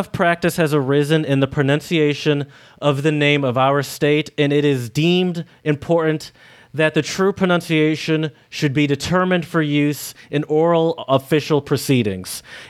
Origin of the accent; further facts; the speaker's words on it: Michigan, United States; Because I come from Michigan, where you can buy any sort of alcoholic beverage in any sort of store